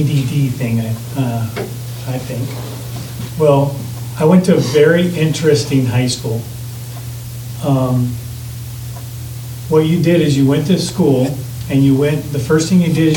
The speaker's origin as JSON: {"language": "English", "town": "Modesto", "region": "California", "country": "United States", "tie": "born or raised there", "said": "When I was 12, I grew up in Modesto, California"}